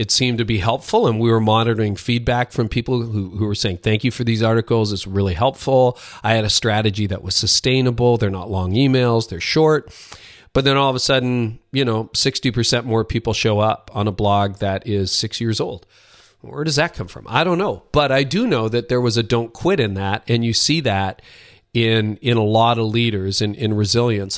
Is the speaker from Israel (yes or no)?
no; Canada; Both my parents are Dutch immigrants to Canada. I'm Canadian. I live north of Toronto.